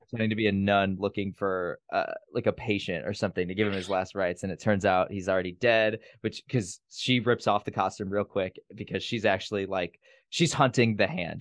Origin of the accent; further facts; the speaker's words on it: Gary, Indiana, United States; moved away; I'm from Gary, Indiana